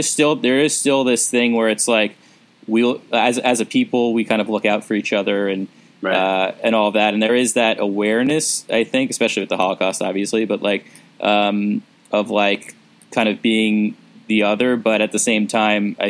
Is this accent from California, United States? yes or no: no; New York, United States; growing up in New York and around New York